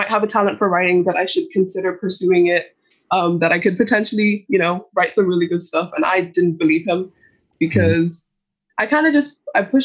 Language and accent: English; Dublin, Leinster, Ireland; I was born and raised in Dublin